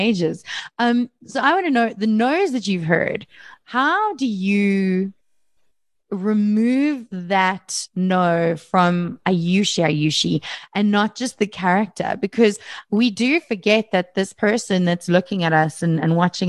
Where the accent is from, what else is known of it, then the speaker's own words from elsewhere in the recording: East Rand, Gauteng, South Africa; the East Rand, which is where I'm from.